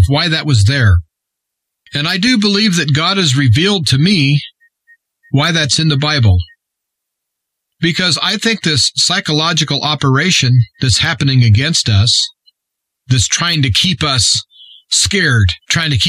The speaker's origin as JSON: {"language": "English", "region": "Nebraska", "country": "United States", "tie": "born or raised there", "said": "my home state of Nebraska"}